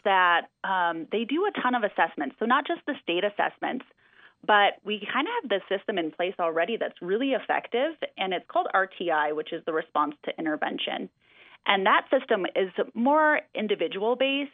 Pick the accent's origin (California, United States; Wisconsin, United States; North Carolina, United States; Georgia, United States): Wisconsin, United States; now in Redmond, United States; I'm from Wisconsin.